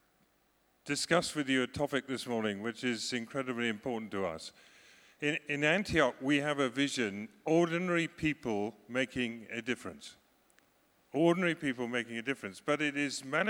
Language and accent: English; Scotland, United Kingdom; You can call me British, you cannot call me English, because I'm Scottish.